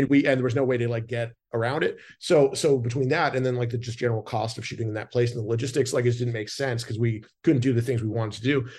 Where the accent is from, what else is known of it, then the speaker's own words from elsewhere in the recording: Canada; moved away; I'm from Canada originally